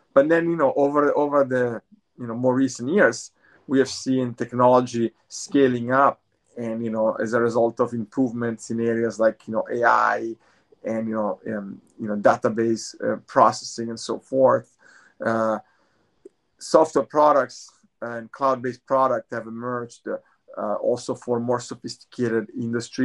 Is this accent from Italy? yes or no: yes; Italy; moved away as an adult; now in Bay Area, United States; I'm originally from Italy, but I'm based in the Bay Area. I've been in the Bay Area for over 20 years.